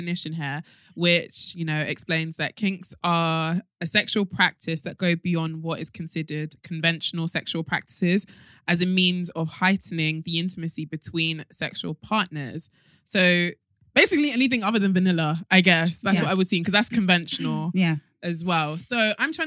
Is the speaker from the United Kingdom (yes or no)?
no; Nigeria; I'm Nigerian.